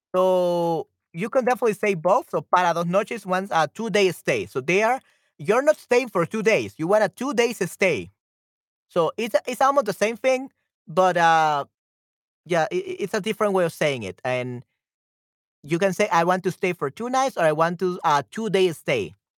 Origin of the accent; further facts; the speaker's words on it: El Salvador; my home country to El Salvador